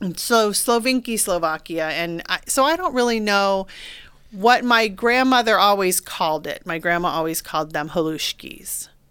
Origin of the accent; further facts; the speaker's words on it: Beavercreek, Ohio, United States; you and I grew up in Beaver Creek